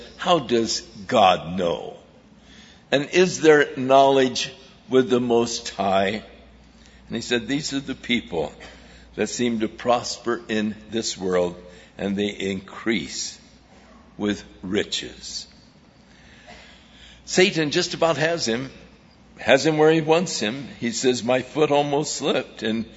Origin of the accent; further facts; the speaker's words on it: Ventura, California, United States; I grew up in Ventura